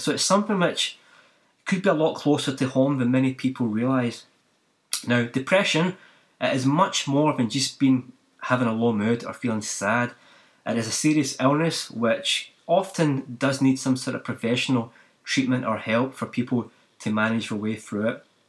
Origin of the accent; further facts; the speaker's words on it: Glasgow, Scotland, United Kingdom; now in New Zealand; I didn't grow up in New Zealand, I grew up in Scotland and Glasgow